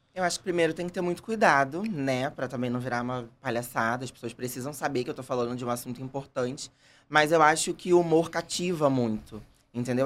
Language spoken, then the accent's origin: Portuguese; Rio de Janeiro, Brazil; also born or lived in Bangu; Nasci, nasci em Bangu e fui criado em Jacarepaguá.